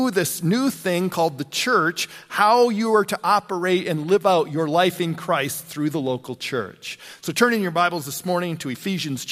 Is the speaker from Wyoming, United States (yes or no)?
yes; LaGrange, Wyoming, United States; moved away; also born or lived in Mitchell; I grew up over in LaGrange, Wyoming